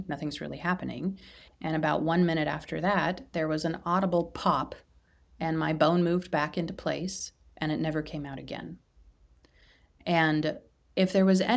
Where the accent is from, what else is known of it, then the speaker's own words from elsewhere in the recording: Midwest, United States; I live in the Midwest